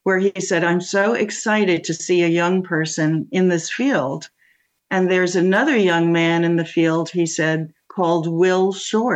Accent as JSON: {"language": "English", "town": "New York City", "region": "New York", "country": "United States", "tie": "born or raised there", "said": "I grew up in New York City"}